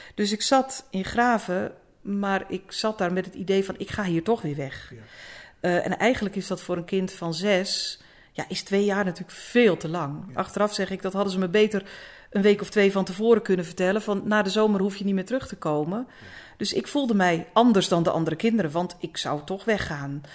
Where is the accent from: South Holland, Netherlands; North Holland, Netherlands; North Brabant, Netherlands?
North Holland, Netherlands; Egmond aan de Hoef; moved away as an adult; also born or lived in Apeldoorn; Ik ben geboren in Egmond. Egmond aan de Hoef.